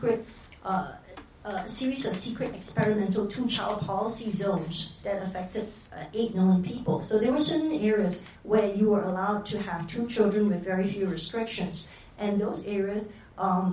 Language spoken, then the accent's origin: English; Malaysia; I grew up in Malaysia next to Singapore